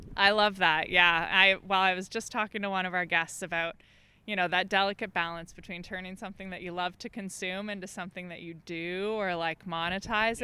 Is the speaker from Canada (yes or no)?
yes; Dufferin County, Ontario, Canada; now in Ottawa, Canada; I'm from Dufferin County, which is uh, yeah in more southern Ontario.